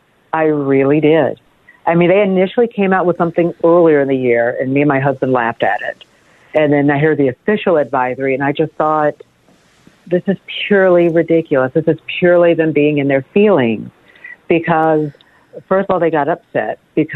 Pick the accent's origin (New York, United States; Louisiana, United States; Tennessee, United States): Tennessee, United States; also born or lived in Baltimore, Maryland; now in Florida, United States; I come from Baltimore. Mm-hmm. That's where I moved from. I'm originally from Tennessee. I moved from Baltimore.